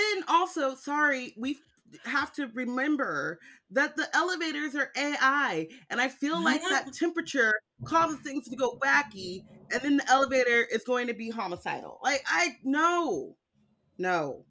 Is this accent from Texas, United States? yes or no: no; California, United States; I'm from California.